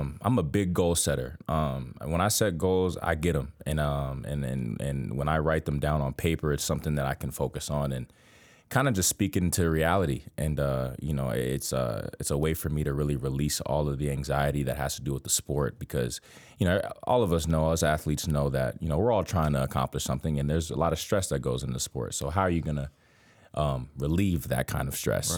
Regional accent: Miami, Florida, United States; I'm from Miami, Florida, a hectic city

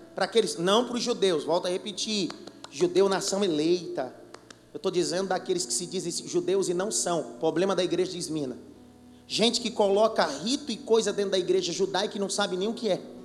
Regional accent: Pernambuco, Brazil; sou pernambucano da gema

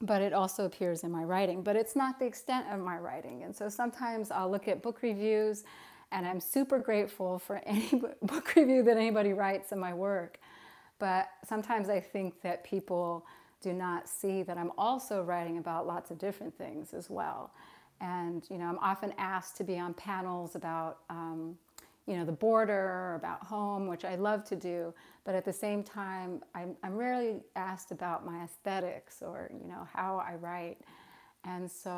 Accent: Santa Ana, California, United States; moved away as an adult; also born or lived in El Paso, Texas; I grew up in Southern California in a community, a very Latino community, Santa Ana, California

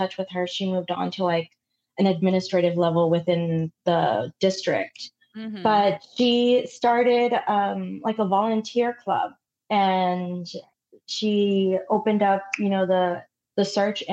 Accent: Dallas, Texas, United States; also born or lived in Mexico City; I grew up in Oak Cliff

